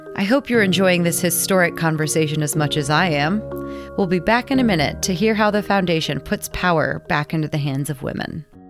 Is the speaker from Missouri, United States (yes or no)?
yes; Missouri, United States; Shout out to my home state, Missouri